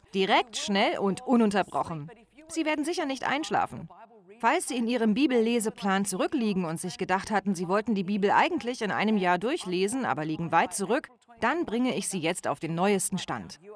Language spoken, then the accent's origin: German; Australia; accent: Australian; Ich habe einen australischen Akzent, falls Sie sich wundern sollten. Meine Familie stammt aus Griechenland